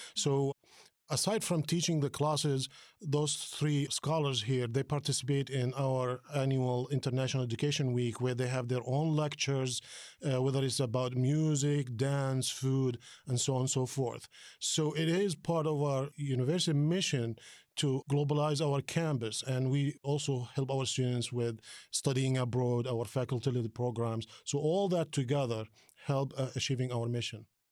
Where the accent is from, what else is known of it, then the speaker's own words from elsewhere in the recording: Palestine; also born or lived in New Jersey, United States; now in Dayton, United States; I'm originally from Palestine, came to this country more than thirty years ago